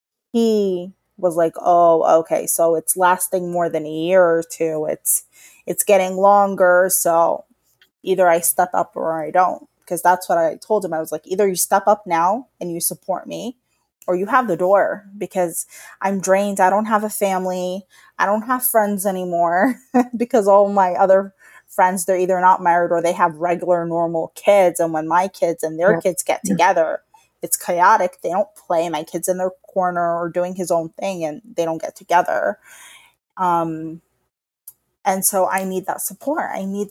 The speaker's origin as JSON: {"language": "English", "region": "New York", "country": "United States", "tie": "born or raised there", "said": "I was raised in New York in a public school"}